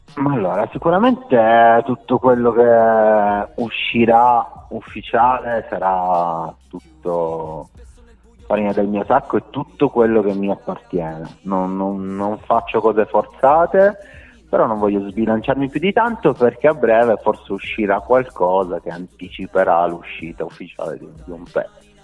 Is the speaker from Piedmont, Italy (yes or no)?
yes; Rivoli, Piedmont, Italy; Io sono di Rivoli, precisamente Tettino Erottica, una frazione di Rivoli